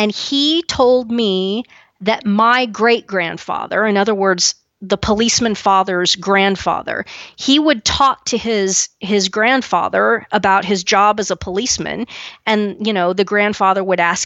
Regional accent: Kansas, United States; where I'm from in Kansas

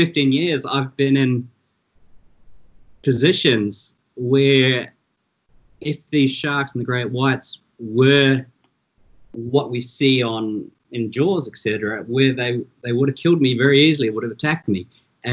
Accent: New Zealand; moved away as an adult; now in South Africa; You can tell from my accent, I'm originally from New Zealand. I've been here now over 20 years. And I grew up like, you know, most kids in New Zealand

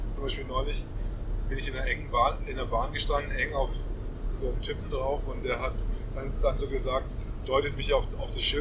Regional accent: Swabia, Germany; Als Schwabe würde ich sagen

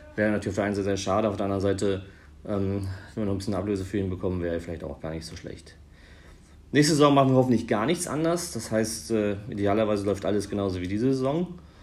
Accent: Northern Germany, Germany; als Norddeutscher

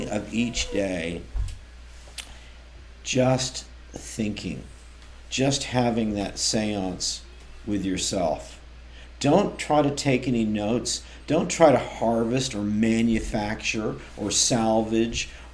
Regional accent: Oakland, California, United States; moved away; also born or lived in Melbourne, Australia; I'm from Oakland, which was famous up until fairly recently for girls' jump rope rhymes

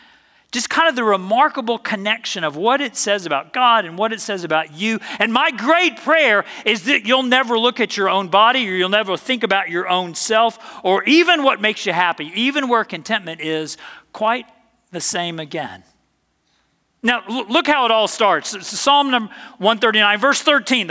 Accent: the South, United States; I'm from the South

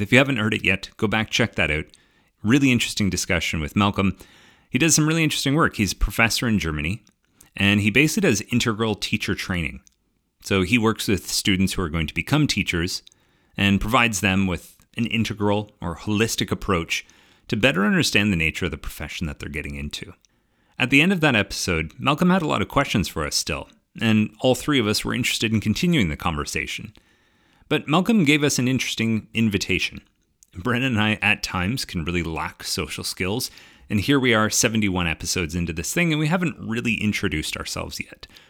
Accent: Ontario, Canada; the Ontario, I grew up in Canada, so the Ontario system

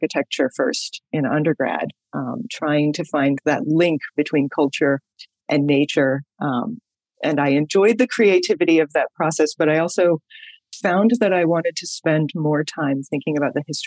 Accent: Denver, Colorado, United States; moved away; also born or lived in Maryland / New England; I am actually a Colorado person originally. I grew up in the suburbs of Denver

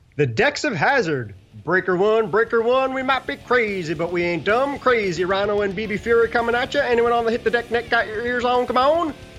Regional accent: New York City, New York, United States; grew up in Brooklyn and have nothing to do with the South whatsoever

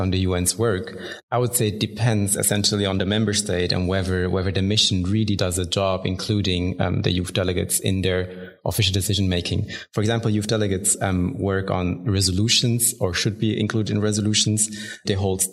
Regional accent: Bern, Switzerland; I was born and raised in Bern here in Switzerland

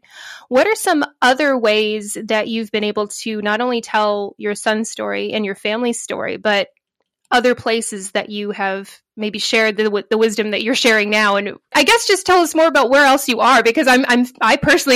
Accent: United States; I'm American, but I haven't been to a conference in a long time

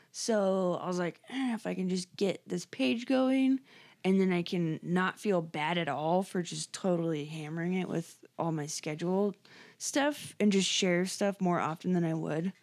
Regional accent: Scotland, United Kingdom; I'm Scottish

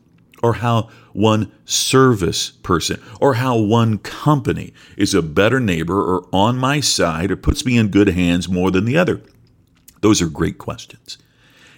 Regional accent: Crothersville, Indiana, United States; moved away; also born or lived in Seymour, Indiana; We were both born in Seymour, Indiana, but I grew up and went to school a few miles farther south in the even smaller Crothersville, Indiana.

